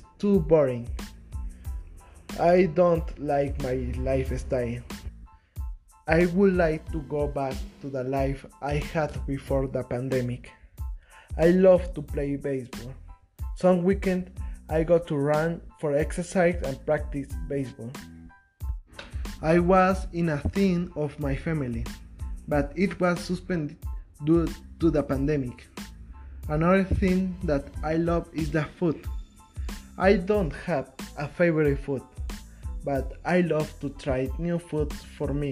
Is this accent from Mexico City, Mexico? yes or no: no; Oaxaca, Mexico; English is a second language; I am Mexican and I'm from Oaxaca